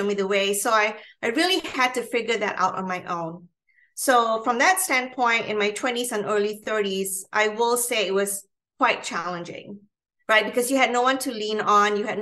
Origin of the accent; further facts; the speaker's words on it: Malaysia; now in United States; I was born and raised in Malaysia, in Southeast Asia.